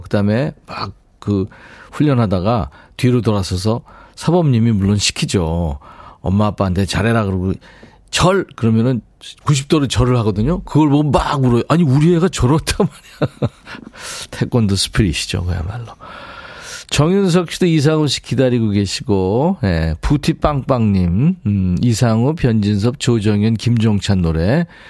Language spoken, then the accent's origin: Korean; Seoul, South Korea; 어렸을 때 광화문 살았거든요. 거기서 이제 초등학교로 왔다 갔다 했는데